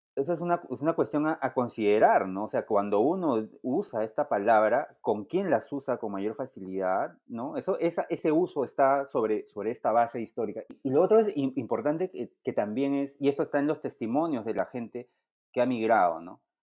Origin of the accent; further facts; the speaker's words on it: Peru; como peruanos